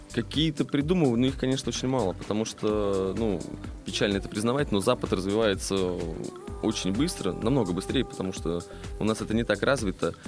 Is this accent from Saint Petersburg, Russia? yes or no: yes; Saint Petersburg, Russia; родился я в Питере здесь